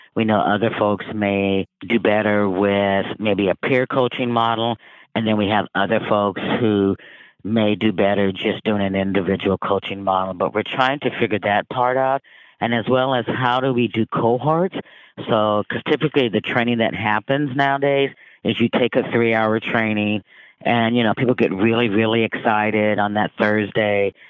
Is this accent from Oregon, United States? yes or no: no; Vancouver, Washington, United States; I grew up in Vancouver, Washington